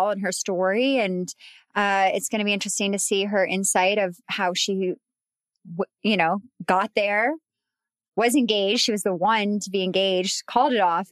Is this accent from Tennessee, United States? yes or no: no; Colorado, United States; moved away; growing up in Colorado. Well, at least for me at that time in a mountain town